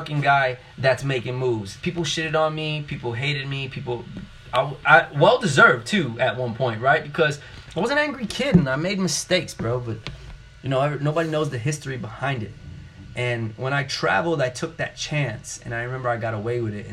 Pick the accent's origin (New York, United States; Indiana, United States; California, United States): New York, United States; New York City; growing up in New York City